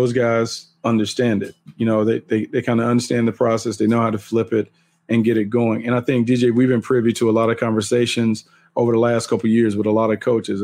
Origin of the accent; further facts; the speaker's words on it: North Carolina, United States; growing up in North Carolina